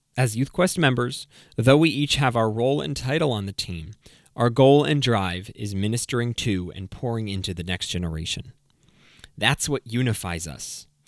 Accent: New England, United States; also born or lived in Connecticut / Maine; I grew up in New England. I was born in Connecticut, moved up to Maine, and then came back to Connecticut in twenty ten.

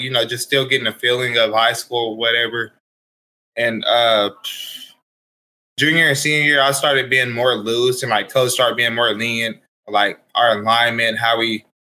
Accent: Wewoka, Oklahoma, United States; I was born and raised in Wewoka, Oklahoma. My whole life I grew up my whole life in Wewoka

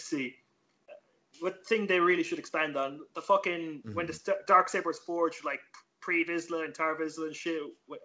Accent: Ireland; we're really polite in Ireland. Like, we say sorry every few fucking seconds

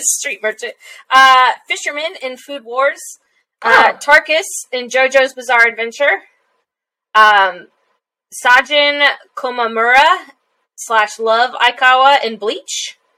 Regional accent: Texas, United States; I'm Texan

